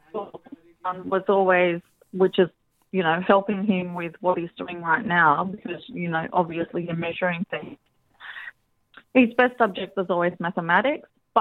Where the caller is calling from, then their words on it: Hunter Valley, New South Wales, Australia; I'm calling from the Hunter Valley